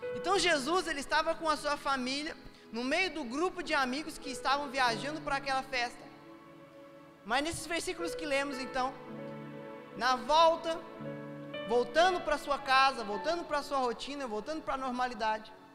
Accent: São Paulo, Brazil; eu, que nasci em São Paulo, às vezes quando criança, a gente ia na, na principal avenida de São Paulo

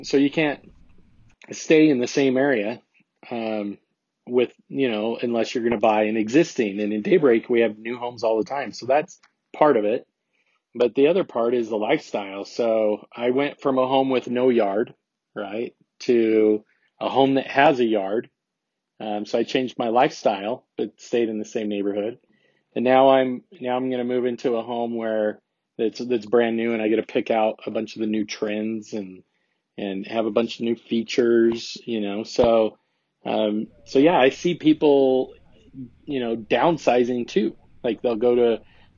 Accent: South Jordan, Utah, United States; I'm from South Jordan.

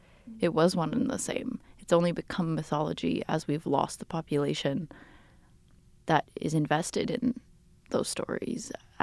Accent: Canada; also born or lived in Brazil; Yeah, I came to Canada when I was 6 from Brazil.

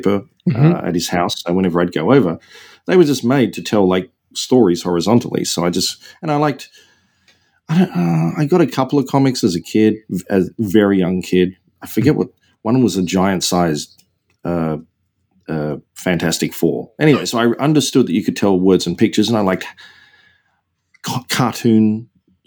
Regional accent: Australia; also born or lived in Seattle; now in San Diego, United States; I'm from Australia

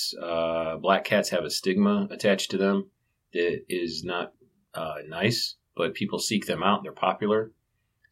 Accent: Canton, Ohio, United States; also born or lived in Wheeling, West Virginia; I was born in Wheeling, West Virginia, and I grew up in Canton, Ohio

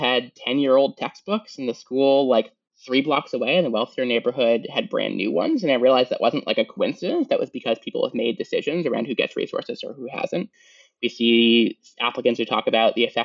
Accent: Portland, Maine, United States; I grew up in Portland, Maine. So not like real Maine

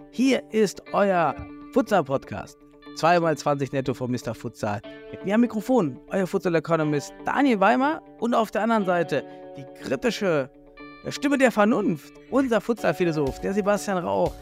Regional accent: the East, eastern Germany, Germany; now in Düsseldorf, Germany; ich komme ja aus dem Osten

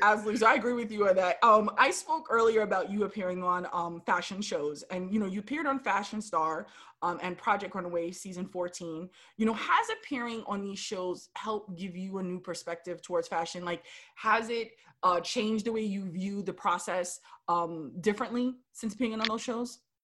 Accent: New York, United States; I was born and raised in New York

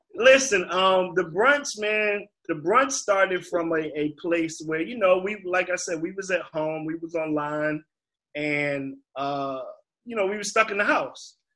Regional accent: Virginia, United States; being from Virginia

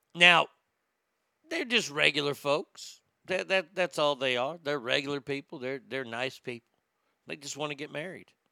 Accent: Texas, United States; my home state of Texas.

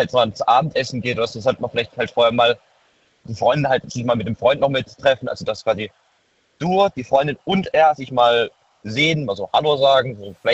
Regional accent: Baden-Württemberg, Germany; ich komme aus der Nähe Heidelberg, bin 19.

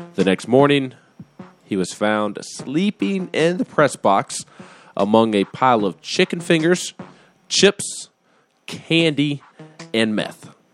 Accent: Huntsville, Alabama, United States; now in Tennessee, United States

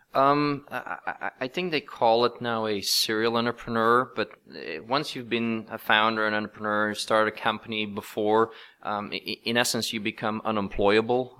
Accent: Belgium; moved away as an adult; now in Silicon Valley, United States; both my wife and I, uh, we're both from Belgium, but we've now been in, in Silicon Valley for more than twenty years

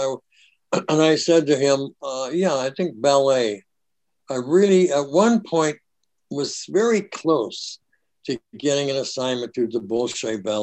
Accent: Minneapolis, Minnesota, United States; moved away; Hey, I was a Northside guy. I was right there by Camden.

